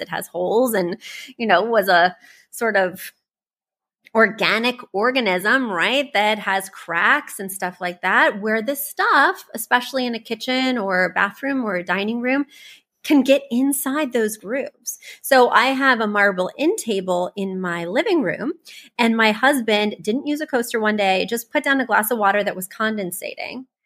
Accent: Missouri, United States; I'm from Missouri. I grew up poor

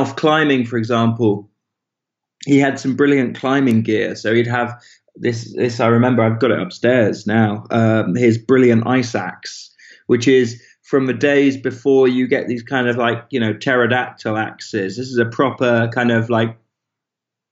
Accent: Bristol, South West England, United Kingdom; also born or lived in Swansea, Wales / Spetses, Greece; I was born in this place and then fairly rapidly we moved

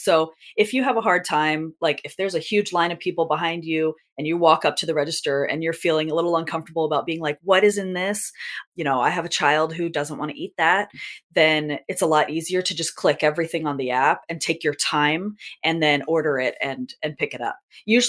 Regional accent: California, United States; And it's very nostalgic from when I grew up in Southern California that we used to get that a lot.

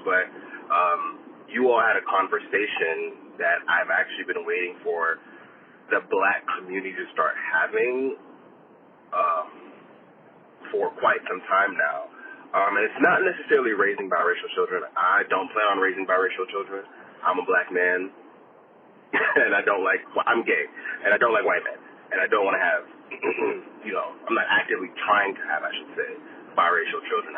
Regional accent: South Florida, United States; also born or lived in Jamaica; I'm Jamaican by birth, and I, I lived in Jamaica until I was eight, and then I grew up in South Florida

